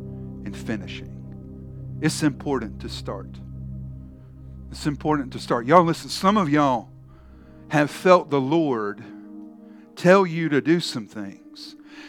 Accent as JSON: {"language": "English", "town": "Charleston", "region": "South Carolina", "country": "United States", "tie": "born or raised there", "said": "I grew up in Charleston, South Carolina"}